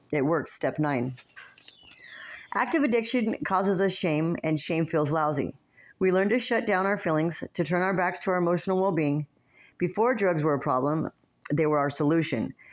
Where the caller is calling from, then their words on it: Las Vegas, Nevada, United States; I come to you from Las Vegas, Nevada